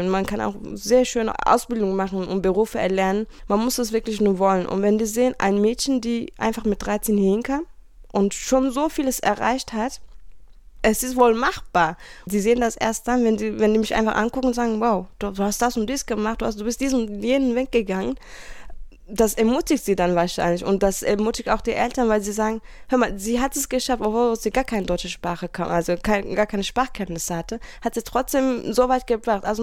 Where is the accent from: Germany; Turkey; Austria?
Turkey; Das, das hat hier in der Türkei, beziehungsweise an dem Ort, wo ich aufgewachsen bin, einfach gefehlt.